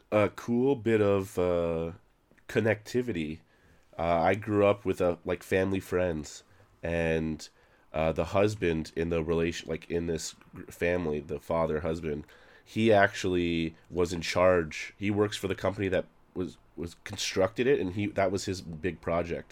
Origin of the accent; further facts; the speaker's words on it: Canada; now in Toronto, Canada; I'm a Canadian, yes.